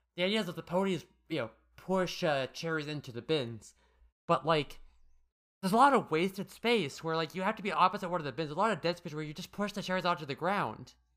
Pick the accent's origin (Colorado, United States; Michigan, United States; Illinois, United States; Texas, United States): Colorado, United States; I'm from Colorado.